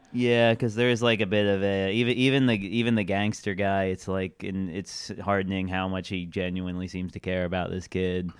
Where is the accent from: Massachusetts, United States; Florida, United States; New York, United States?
New York, United States; Long Island; moved away as an adult; now in Brooklyn, United States; I was from Long Island